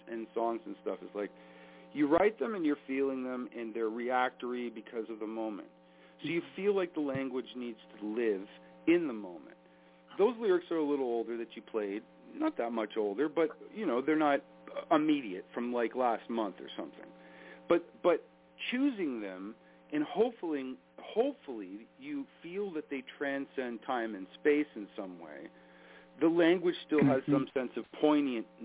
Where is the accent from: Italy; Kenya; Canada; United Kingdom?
Canada; as a Canadian